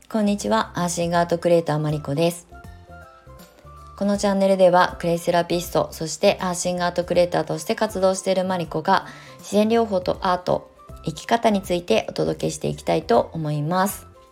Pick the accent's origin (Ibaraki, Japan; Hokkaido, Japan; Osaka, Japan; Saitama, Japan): Ibaraki, Japan; Kasama; now in Shonan, Japan; U ターン移住まあ言うた移住っていうか地元に帰るだけなんですけど、茨城県笠間市